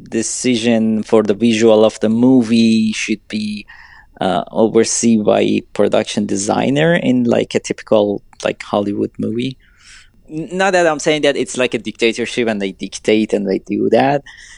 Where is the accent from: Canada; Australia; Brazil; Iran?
Iran; English is a second language; moved away as an adult; now in United States; I'm so young, I'm from Iran, I'm coming to this country, learning everything